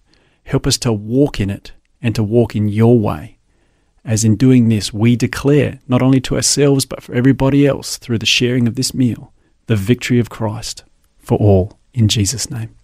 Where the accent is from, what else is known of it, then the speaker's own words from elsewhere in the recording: Adelaide, South Australia, Australia; I grew up in Adelaide and attended the church that was at the end of our street.